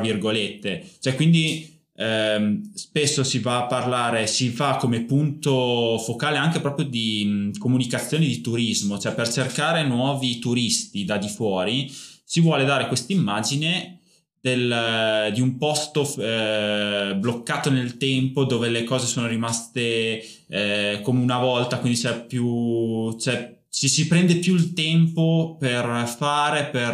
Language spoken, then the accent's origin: Italian; Bedonia, Emilia-Romagna, Italy; accent: Emilian; il dialetto comunque de, de, degli abitanti del mio paese, cioè Bedonia, provincia appunto di Parma, Valtaro, è molto più simile al ligure, al genovese piuttosto che al parmigiano